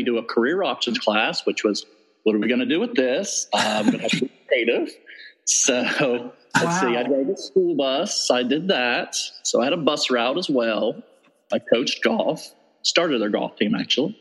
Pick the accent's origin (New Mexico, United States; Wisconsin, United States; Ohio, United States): Ohio, United States; Southern; moved away as an adult; also born or lived in South Carolina / Indiana / Virginia; I'm originally from Southern Ohio